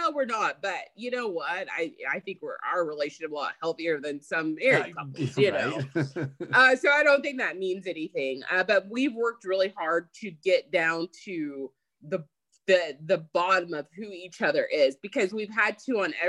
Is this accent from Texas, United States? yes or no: yes; Texas, United States; I love Texas. I'm a Texas girl, born and raised here in Texas. But it's more than just saying, hey, I'm from Texas.